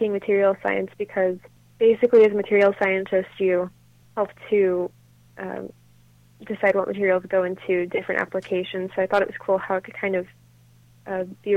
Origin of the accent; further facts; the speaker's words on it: Nashville, Tennessee, United States; I grew up in Nashville, so obviously there's a lot of music just around me.